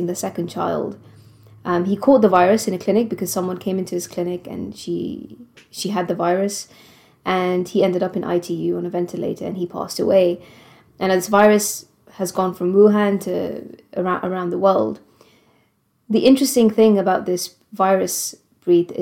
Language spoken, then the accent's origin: English; Gibraltar; moved away as an adult; also born or lived in Prague, Czech Republic; now in United Kingdom; originally I'm from Gibraltar. So I've never lived in the UK before